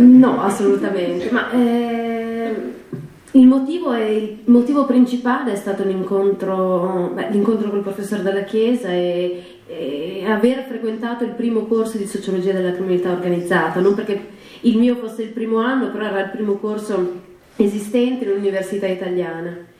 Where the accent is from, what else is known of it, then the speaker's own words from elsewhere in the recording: northern Italy, Italy; also born or lived in Milan; nel mio paese di origine, nel, nella mia zona del nord Italia